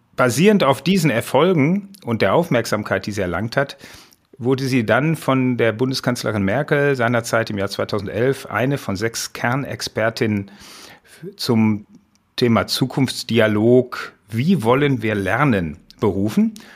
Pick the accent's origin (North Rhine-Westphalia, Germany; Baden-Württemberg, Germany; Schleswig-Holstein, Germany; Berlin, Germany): North Rhine-Westphalia, Germany; Essen; Das war die Gesamtschule in Essen-Holsterhausen wo ich herkomme